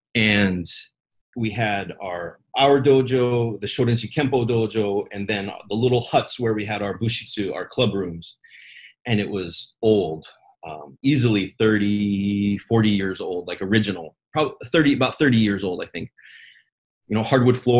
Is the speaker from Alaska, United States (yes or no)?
yes; Fairbanks, Alaska, United States; there was only one karate school in our town where I grew up in Fairbanks, Alaska